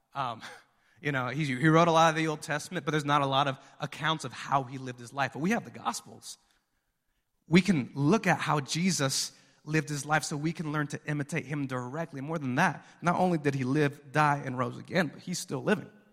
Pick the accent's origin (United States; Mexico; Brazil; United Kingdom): Mexico; moved away; We're from Mexico